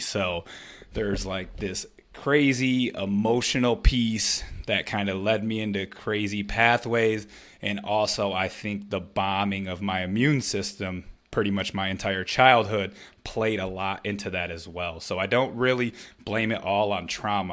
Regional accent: Flint, Michigan, United States; growing up in Flint, Michigan

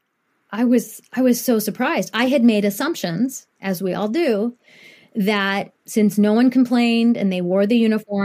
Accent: Columbus, Ohio, United States; also born or lived in Japan; I grew up in Columbus, Ohio from the age of two

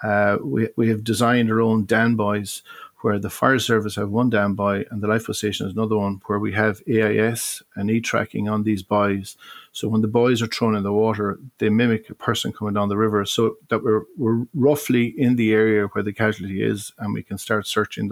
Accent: Galway, Connacht, Ireland; when I was a young fella, back in the 70s. My father was involved with fundraising in the city. Be it we didn't have a lifeboat station in Galway

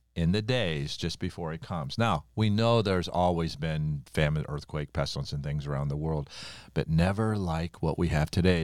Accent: United States; I'm an American, born in America, minister in America

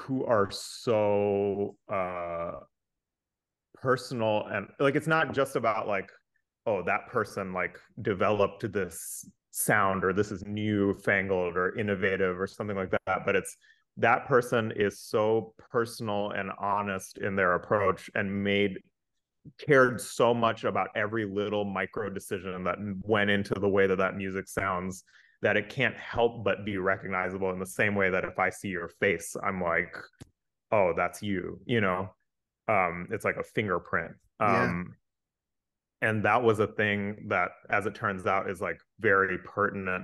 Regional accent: North Carolina, United States; I grew up in North Carolina

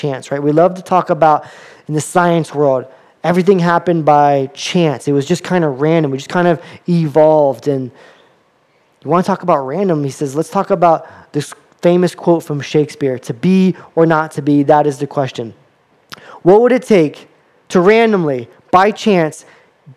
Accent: Florida, United States; I grew up in Florida and I lived about 10 minutes from the beach

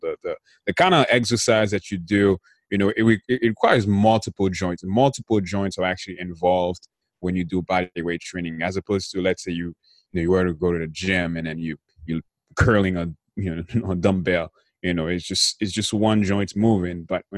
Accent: Haiti; growing up in Haiti

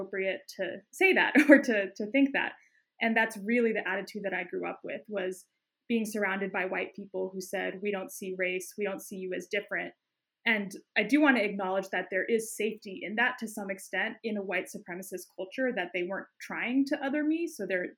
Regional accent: Boulder, Denver area, Colorado, United States; now in Oakland, United States; I grew up in the Boulder, Denver area

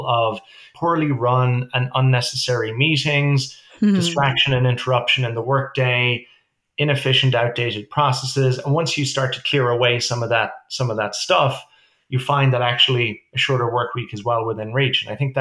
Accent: Ireland; also born or lived in New York City, United States; now in Toronto, Canada; we're obviously originally from Ireland

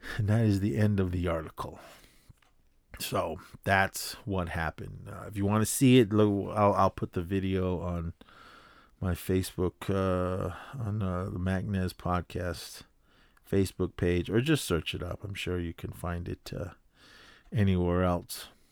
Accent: Oakland, California, United States; growing up in Oakland

